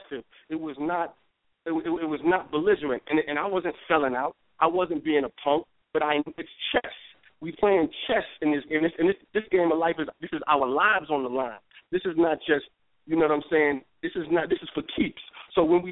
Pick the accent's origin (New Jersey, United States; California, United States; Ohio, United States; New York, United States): New York, United States; New York City; I grew up in Harlem